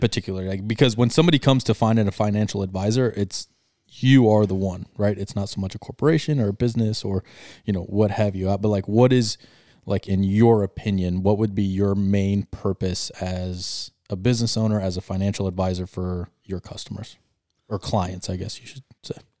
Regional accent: Arizona, United States; we are, uh, born and raised in Arizona

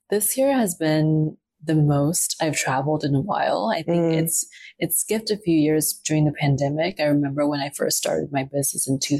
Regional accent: Taipei, Taiwan; also born or lived in Dominican Republic / New Zealand / Australia; Yes, I would say equal parts um, Taiwan, New Zealand, Australia. Um, the timeline goes that, I was born in Taiwan, Taipei, Taiwan. I was there until five. Um, took a stint and my parents moved to Dominican Republic for three years.

